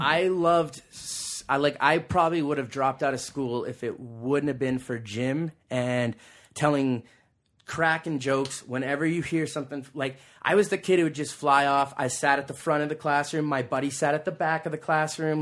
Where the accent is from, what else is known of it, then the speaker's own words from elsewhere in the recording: Calgary, Alberta, Canada; also born or lived in Australia; we all grew up there. My mom and dad met on the same block.